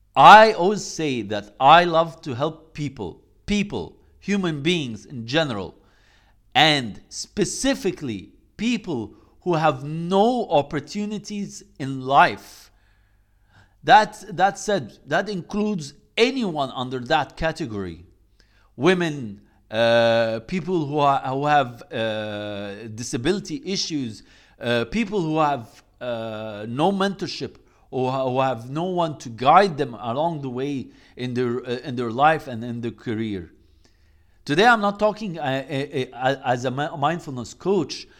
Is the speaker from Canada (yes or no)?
no; Egypt; I come from Egypt